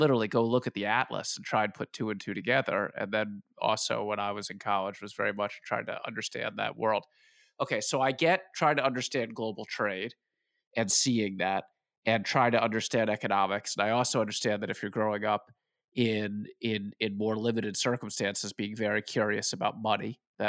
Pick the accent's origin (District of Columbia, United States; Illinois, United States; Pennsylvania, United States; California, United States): District of Columbia, United States; Washington; I grew up in Washington, D.C.